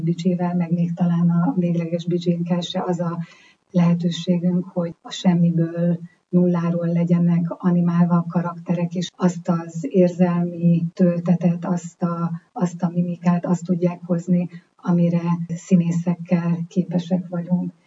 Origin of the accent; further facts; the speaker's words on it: Hungary; magyarok vagyunk